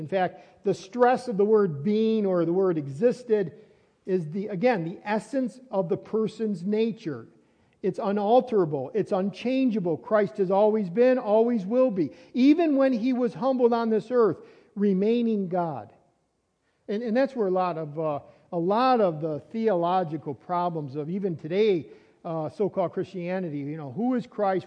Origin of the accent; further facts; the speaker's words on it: Fredonia, New York, United States; also born or lived in Dunkirk, New York; I was born in Dunkirk uh, Hospital, Brooks in, uh, in Dunkirk, New York. And then that's when I was a baby. And then I was a, a little child. I grew up on Seymour Street in Fredonia.